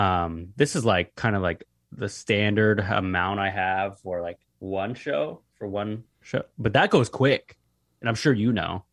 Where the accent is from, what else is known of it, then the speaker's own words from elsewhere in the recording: Seattle, Washington, United States; I'm from Seattle